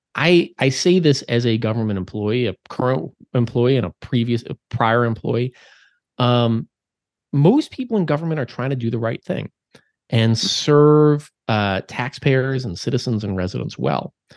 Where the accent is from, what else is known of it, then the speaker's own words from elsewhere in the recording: Minnesota, United States; moved away; my home state of Minnesota